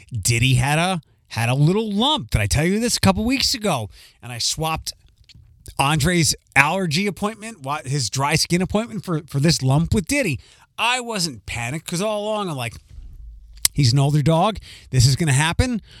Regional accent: Philadelphia, Pennsylvania, United States; accent: Philly; my Philly accent

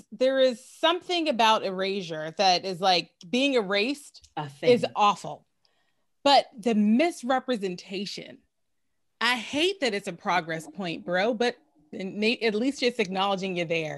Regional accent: Pittsburgh, Pennsylvania, United States; I'm from Pittsburgh

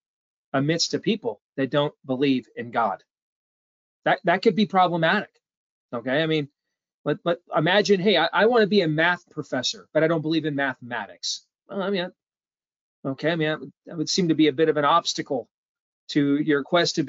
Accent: Iowa, United States; I'm from Iowa

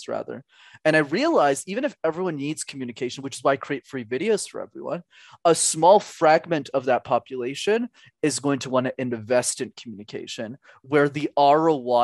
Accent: Canada; I'm Canadian

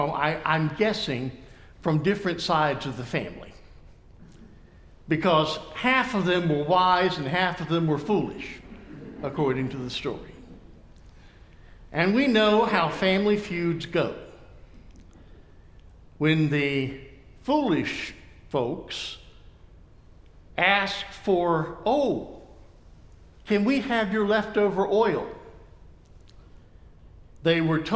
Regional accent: Thomasville, United States; my hometown of Thomasville, at the Finch House

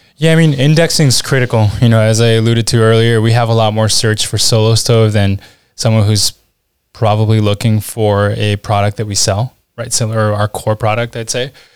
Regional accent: Washington, District of Columbia, United States; accent: American; moved away as an adult; also born or lived in Lima, Peru / Utah / Spain / Switzerland; now in Southern Germany; I grew up in Washington, D C, which is why you, you hear the accent

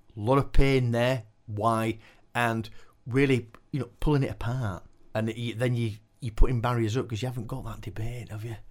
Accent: Keighley, Yorkshire and the Humber, United Kingdom; I was born and bred in Keighley

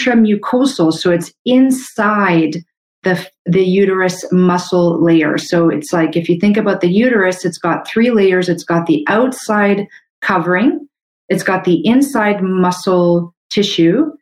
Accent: Canada; I'm a Canadian medical doctor

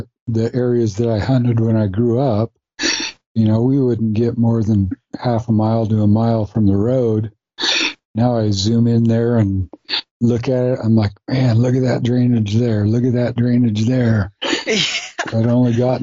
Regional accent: Ely, Nevada, United States; So I grew up in Ely, Nevada, out in the middle of nowhere, but a great place to be able to grow up

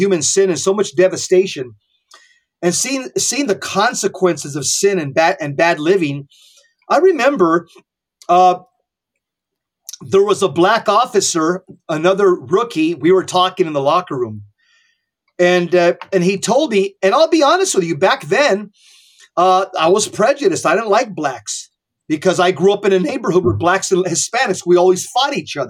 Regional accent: Southern California, United States; I was born and raised in Southern California

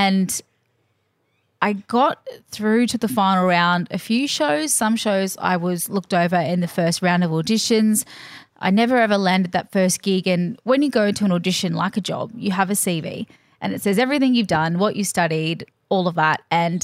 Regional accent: Queensland, Australia; But I was a freshie kid, so just up the road.

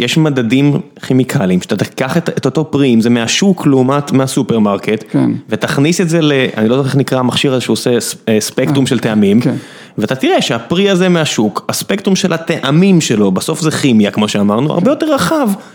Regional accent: Israel; אני מודה כישראלי

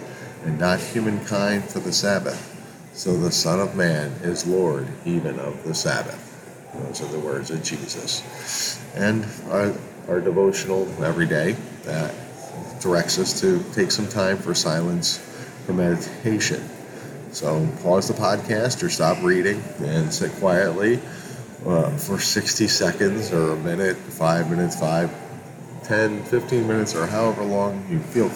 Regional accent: Hudson, New York, United States; I spent most of my childhood on Sundays or Saturday afternoons going to our local Roman Catholic Church, St. Mary's in Hudson, New York

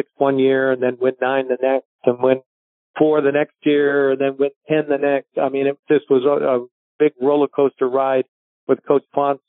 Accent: Portsmouth, South East England, United Kingdom; moved away; also born or lived in Halifax, Nova Scotia / Victoria, British Columbia; I grew up actually in England. So I was born in Halifax, Nova Scotia

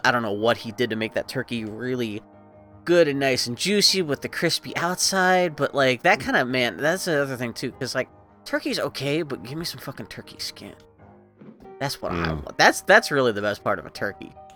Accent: East Coast, United States; moved away; I grew up on the on the East Coast

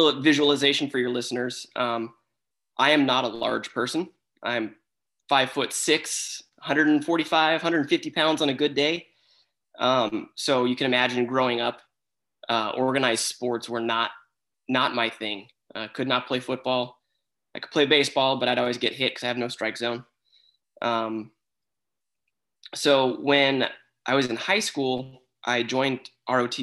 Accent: Albuquerque, New Mexico, United States; moved away as an adult; also born or lived in San Diego, California / Virginia; My hometown, I'm from Albuquerque, New Mexico

